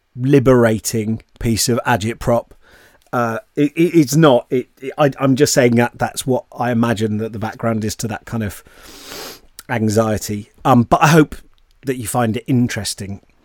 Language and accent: English; Bristol, South West England, United Kingdom; I grew up in Bristol, so like loads of Bristol City fans